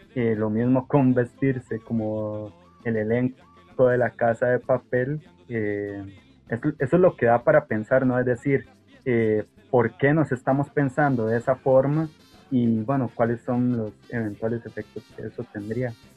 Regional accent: Costa Rica; nos identificaría como costarricenses

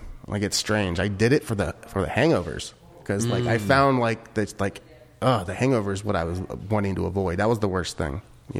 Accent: Ohio, United States; now in California, United States; I'm not from here either, from California. I'm from Ohio.

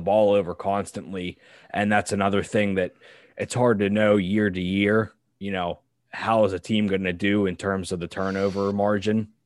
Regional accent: Pittsburgh, Pennsylvania, United States; I grew up in Pittsburgh, P

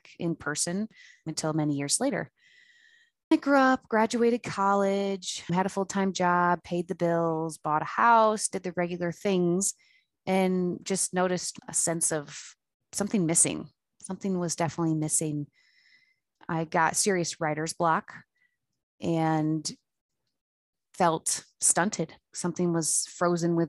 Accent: Frederick, Maryland, United States; I'm from Fredericks, Maryland

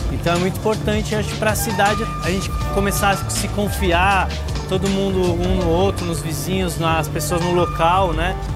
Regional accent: Olinda, Pernambuco, Brazil; Eu venho lá de Olinda.

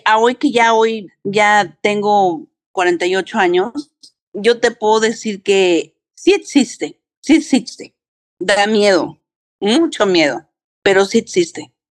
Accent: New York, United States; also born or lived in Mexico; now in San Antonio, United States; Soy de nacionalidad mexicana, nací en México, criada en Nueva York

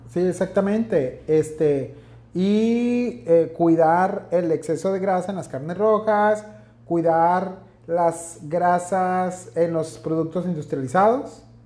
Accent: northern Mexico, Mexico; Para nosotros que somos acá norteños carnivorones

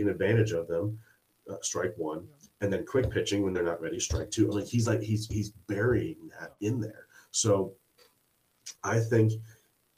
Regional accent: Springfield, United States; I grew up in Springfield, where it was a standalone league

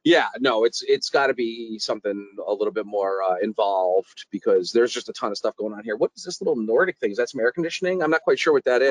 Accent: New York City, New York, United States; I'm from New York City

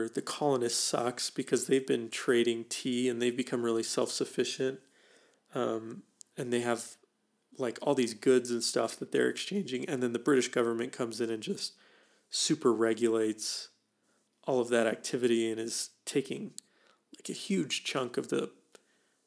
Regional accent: United States; as Americans

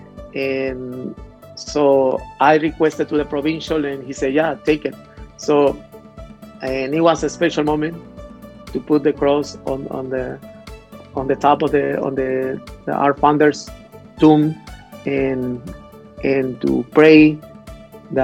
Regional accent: Mexico; moved away as an adult; also born or lived in United States; I was born in Mexico and I grew up there

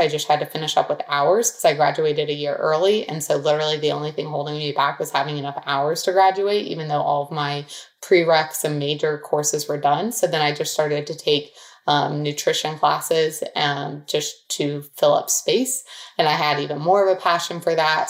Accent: Dublin, Ohio, United States; Dublin, Ohio. So it's a suburb outside of Columbus

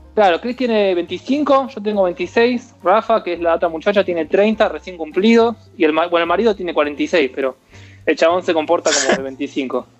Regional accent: Argentina; moved away as an adult; also born or lived in Florida, United States; now in Nevada, United States; soy argentino

